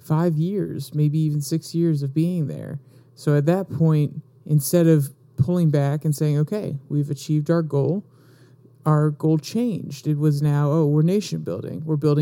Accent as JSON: {"language": "English", "town": "Jacksonville", "region": "North Carolina", "country": "United States", "tie": "born or raised there", "said": "In my hometown of Jacksonville, North Carolina, there are two doctors for a town of thousands of veterans."}